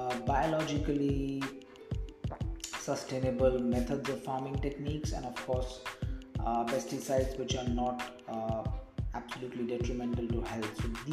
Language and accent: English; India; as an Indian